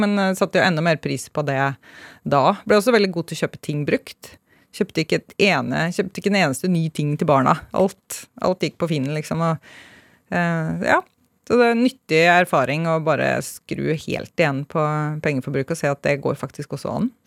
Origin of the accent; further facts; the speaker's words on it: Hønefoss, Buskerud, Norway; jeg er eh, oppvokst i en liten bygd utenfor Hønefoss. Fra Hausbygd.